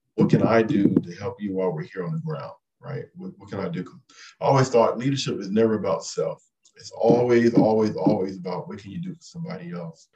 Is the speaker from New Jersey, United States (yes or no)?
no; Compton, California, United States; moved away as an adult; I grew up in Compton, California.